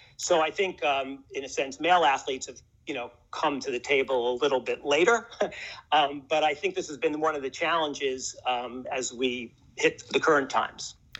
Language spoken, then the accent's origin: English; New York City, New York, United States; moved away as an adult; now in Austin, United States; I was kind of born and raised in New York, grew up in in Washington Heights